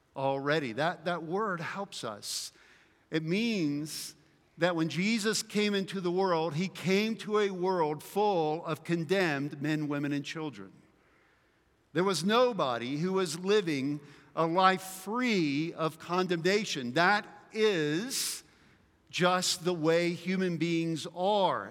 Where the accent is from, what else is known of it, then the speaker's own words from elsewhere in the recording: the South, United States; where I grew up in the South that we were big into muscle cars